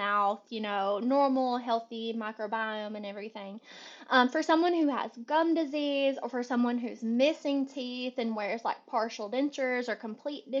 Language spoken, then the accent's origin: English; Kentucky, United States; now in Charlotte, United States; I'm originally from Kentucky.